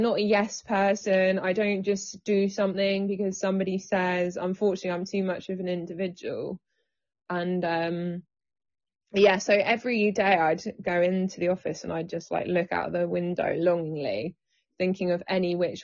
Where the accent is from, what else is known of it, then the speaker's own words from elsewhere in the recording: England, United Kingdom; I've always lived in the UK, born here. I have English parents, unfortunately, which is really boring.